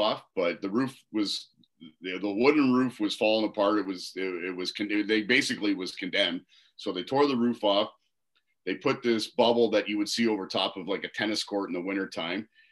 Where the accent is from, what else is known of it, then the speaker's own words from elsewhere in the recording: Waterloo, Ontario, Canada; So I grew up in Waterloo. Played all my minor hockey in the Waterloo minor hockey system